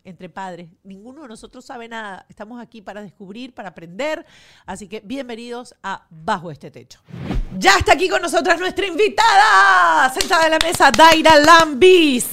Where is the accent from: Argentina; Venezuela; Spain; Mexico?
Venezuela; now in United States; para nosotros los venezolanos, este, muy importante, biólogo. Eh, todos los que pasamos por, por el colegio o por, el bachillerato, pues tuvimos los libros de Serafín Masparrota